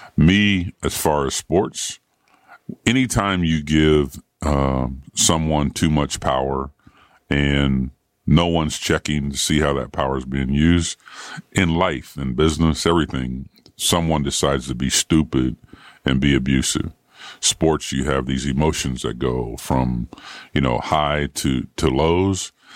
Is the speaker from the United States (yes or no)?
yes; Ohio, United States; moved away; also born or lived in Indiana; I grew up in Ohio with Woody Hayes.